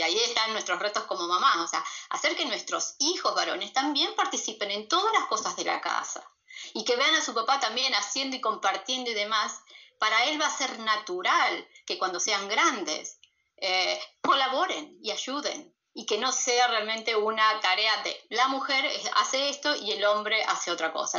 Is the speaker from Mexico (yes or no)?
no; Argentina; moved away as an adult; also born or lived in Peru; soy argentina